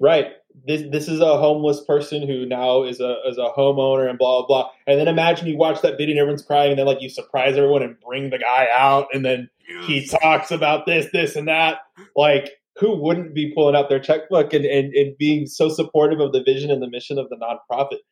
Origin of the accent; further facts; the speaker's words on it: San Antonio, Texas, United States; I'm originally from San Antonio